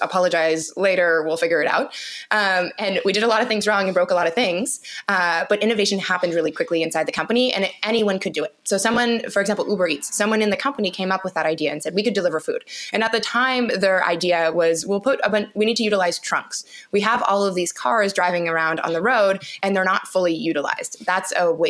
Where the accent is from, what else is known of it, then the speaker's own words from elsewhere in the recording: Canada; I'm from Canada, born and raised in Canada